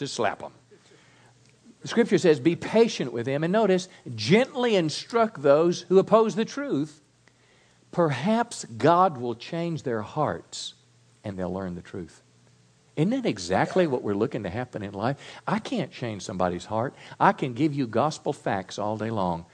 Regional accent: Mississippi, United States; I was raised in Mississippi on a little farm

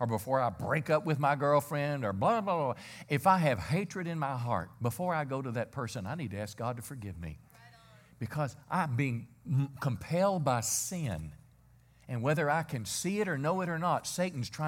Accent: Mississippi, United States; I'm 59. I was raised in Mississippi.

